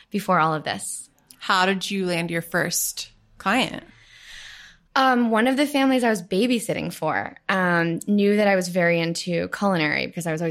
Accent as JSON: {"language": "English", "town": "Cincinnati", "region": "Ohio", "country": "United States"}